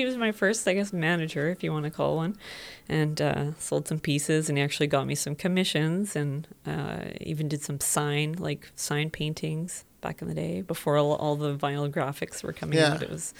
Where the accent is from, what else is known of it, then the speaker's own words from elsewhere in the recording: Whitehorse, Yukon, Canada; born there; I was born in Whitehorse, Yukon. We were living in a cabin, no electricity, no running water, out in the bush.